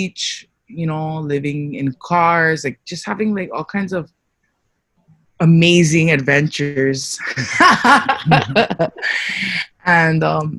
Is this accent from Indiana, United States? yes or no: no; Louisiana, United States; born there; I was born in Louisiana. My father's from Samoa. He met my mother here on Oahu. And my mother is from Waimanalo.